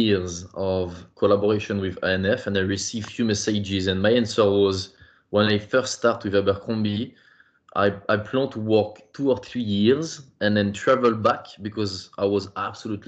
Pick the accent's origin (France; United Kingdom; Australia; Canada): France; Parisian suburb, Île-de-France; also born or lived in Ireland / Belgium; I come from the Parisian suburb